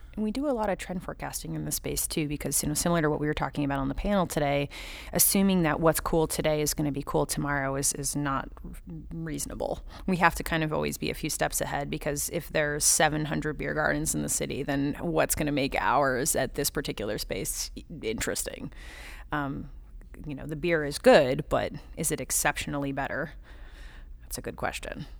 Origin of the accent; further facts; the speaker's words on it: Southern California, United States; moved away; I grew up in Southern California